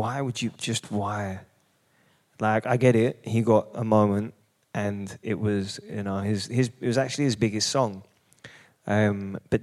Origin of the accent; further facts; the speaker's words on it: London, United Kingdom; I grew up in Hackney